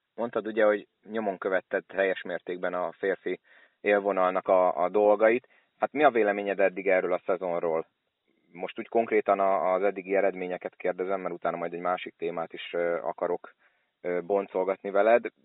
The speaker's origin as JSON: {"language": "Hungarian", "town": "Szolnok", "region": "Jász-Nagykun-Szolnok", "country": "Hungary"}